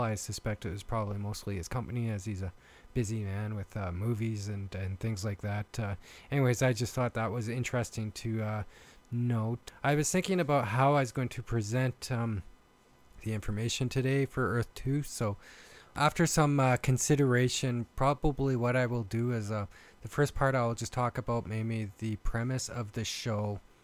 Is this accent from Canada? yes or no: yes; Canada; accent: Canadian; I am from Canada and I've been told I have a uh, Canadian accent